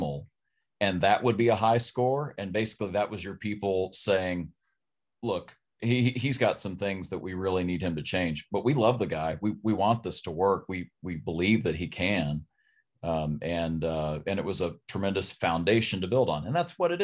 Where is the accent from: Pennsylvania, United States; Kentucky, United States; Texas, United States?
Kentucky, United States; Berea; I'm from Berea, Kentucky